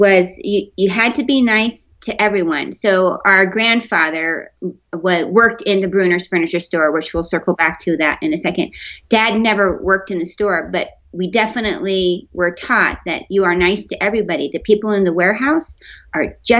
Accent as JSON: {"language": "English", "area": "East Bay, Bay Area", "region": "California", "country": "United States", "tie": "born or raised there", "also_born_or_lived": "Vail, Colorado", "moved": "as an adult", "said": "We grew up in the Bay Area in the East Bay of California."}